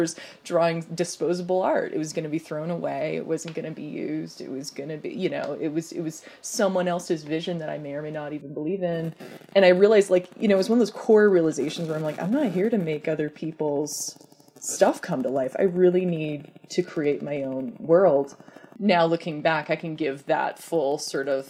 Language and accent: English; Temecula, California, United States; moved away as an adult; also born or lived in San Francisco; Temecula, where I grew up, which is an hour south